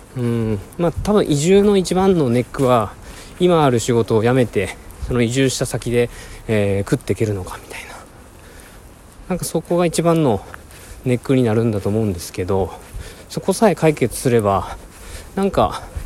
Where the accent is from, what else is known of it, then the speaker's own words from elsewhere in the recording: Fukuoka, Japan; also born or lived in Kagoshima; now in Yokkaichi, Japan; 僕の実家の福岡に戻る U ターンですね